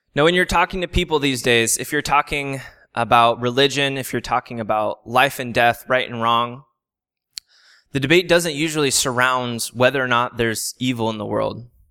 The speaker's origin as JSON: {"language": "English", "town": "San Diego", "region": "California", "country": "United States", "tie": "born or raised there", "said": "I'm originally from San Diego, um, so I live ten minutes from the beach. A lot of my memories growing up come from the ocean"}